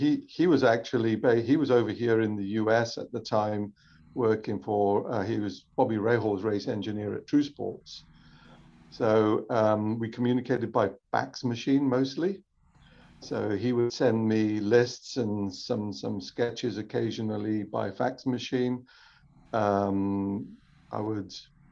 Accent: South Wales, United Kingdom; moved away as an adult; also born or lived in London; I was born in South Wales, which is a rallying part of the UK. Rugby player as a kid

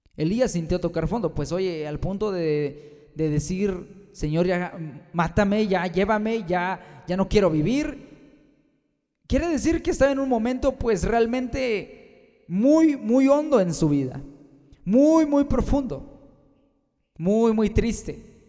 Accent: Mexico; Aquí en mi país, México

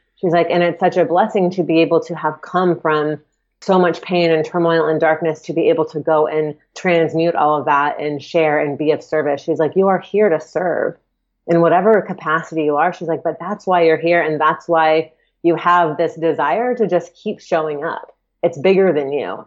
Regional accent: Atlanta, Georgia, United States; I grew up in Atlanta and I lived in town, so in the Atlanta proper

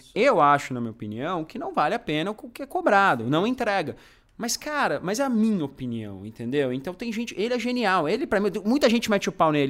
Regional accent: São Bernardo do Campo, São Paulo, Brazil; also born or lived in São Caetano do Sul; now in São Paulo, Brazil; de São Bernardo, uh, região metropolitana, enfim. Nasci lá, morei em São Caetano um tempo

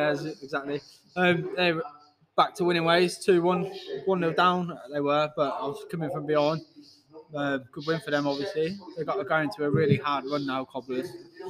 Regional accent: England, United Kingdom; I was born here.

